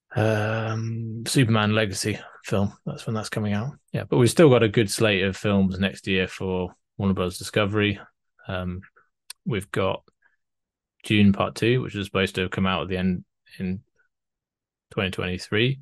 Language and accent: English; United Kingdom; I'm British